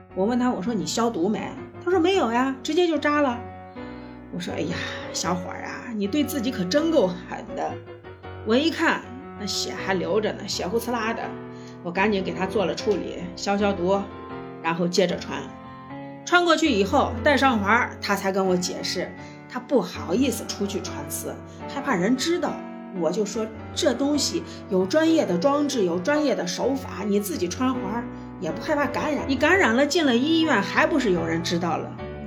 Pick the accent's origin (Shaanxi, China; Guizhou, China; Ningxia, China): Shaanxi, China; accent: Shaanxi dialect; 用我们陕西话来说